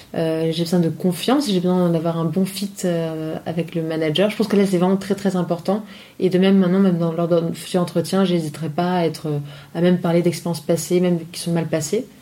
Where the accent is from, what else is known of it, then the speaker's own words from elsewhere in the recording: Nice, Provence-Alpes-Côte d'Azur, France; moved away as an adult; also born or lived in Paris; je suis donc originaire de Nice.